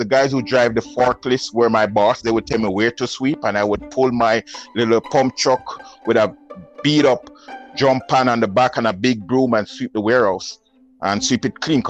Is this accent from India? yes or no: no; Jamaica; accent: Jamaican; moved away; I'm from Jamaica, not Trinidad